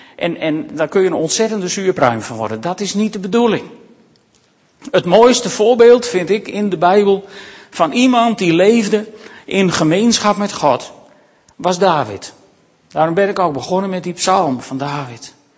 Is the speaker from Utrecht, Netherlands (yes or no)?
no; Makkum, Friesland, Netherlands; ik ben opgegroeid in Makkem aan het IJsselmeer